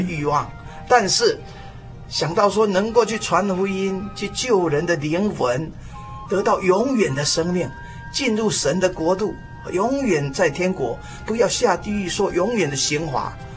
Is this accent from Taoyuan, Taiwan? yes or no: no; Taipei, Taiwan; 我是土生土长，台北市的人啊。嗯哼。我从这个五岁到十二岁，啊，一共搬了七次家